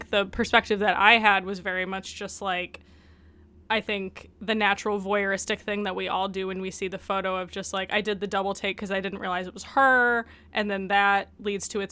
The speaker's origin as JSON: {"language": "English", "region": "Michigan", "country": "United States", "also_born_or_lived": "New York", "moved": "as an adult", "said": "I'm from Michigan"}